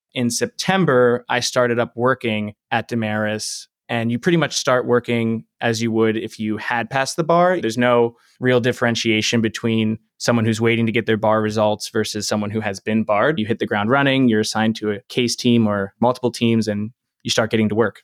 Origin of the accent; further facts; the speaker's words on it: Delaware, United States; moved away; I'm from Delaware